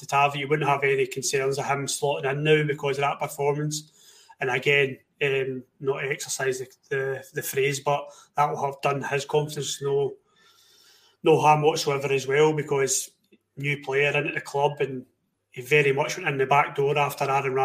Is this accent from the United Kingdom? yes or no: yes; Scotland, United Kingdom; We're Scottish, we're British.